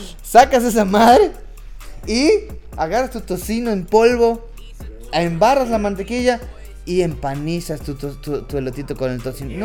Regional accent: Mexico; nosotros como mexicanos sabemos

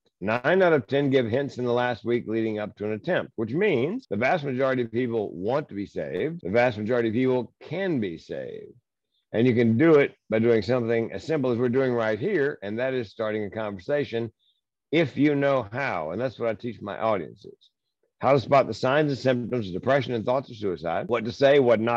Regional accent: Southern United States, United States; I was raised in the Southern United States

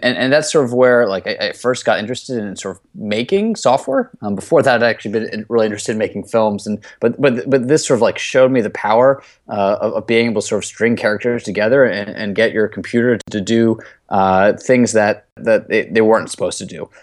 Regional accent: New York City, New York, United States; I grew up in Brooklyn, New York

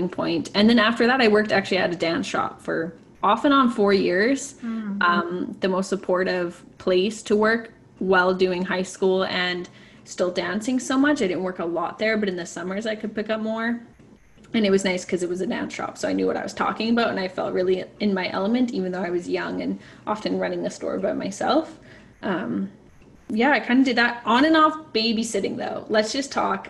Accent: Alberta, Canada; I grew up in Alberta where you didn't have this volunteer requirement to graduate

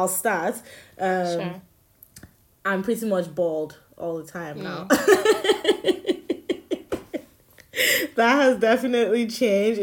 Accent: Nigeria; moved away; growing up in Nigeria made me an intolerant person

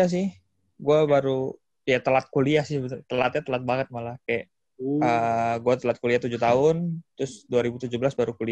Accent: Jakarta, Indonesia; iya gue asli Jakarta

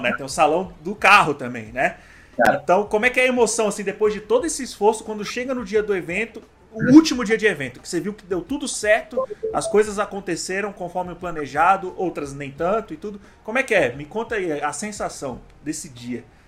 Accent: Brasília, Federal District, Brazil; somos de Brasília

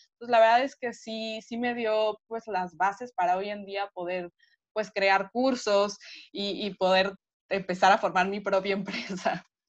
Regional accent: Mexico City, Mexico; yo soy de la Ciudad de México y las distancias son súper largas. Entonces yo vivía en el poniente, iba a la escuela al centro

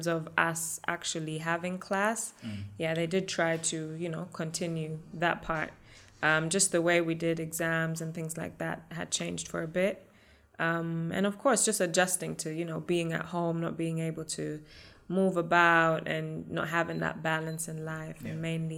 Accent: Germany; born and raised in Germany

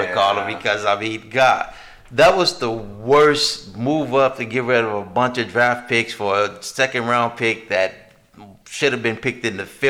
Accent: United States; This is not the United States that I grew up

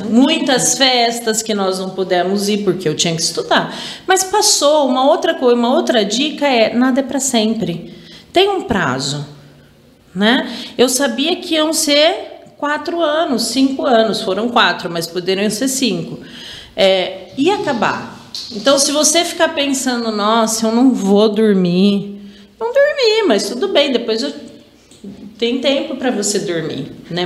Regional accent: Araraquara, São Paulo, Brazil; sou de Araraquara

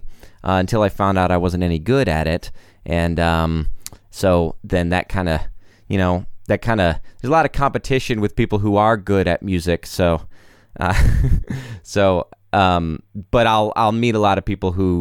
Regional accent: South Carolina, United States; now in Nashville, United States; my family lives in South Carolina

